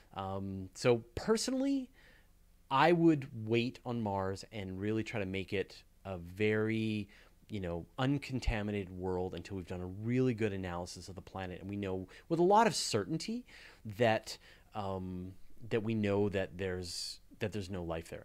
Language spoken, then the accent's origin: English; Canada; I'm Canadian